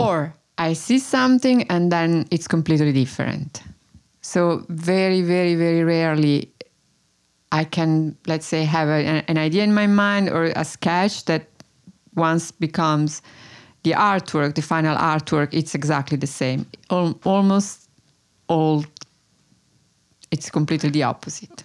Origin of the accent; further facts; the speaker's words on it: Tuscany, Italy; now in Brooklyn, United States; I was born in Italy. I grew up in Italy.